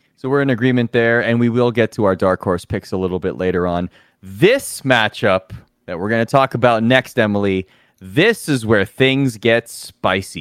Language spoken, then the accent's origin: English; Toronto, Ontario, Canada; I'm from Toronto. I'm proud to be from Toronto.